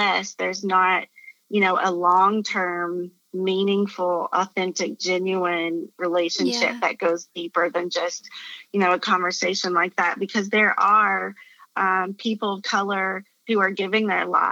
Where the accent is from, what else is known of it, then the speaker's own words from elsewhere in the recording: Appalachia, United States; I grew up in Appalachia in the mountains in a very white community.